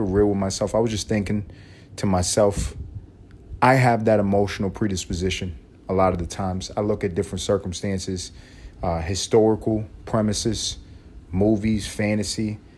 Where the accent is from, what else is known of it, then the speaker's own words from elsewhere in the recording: United States; because I'm American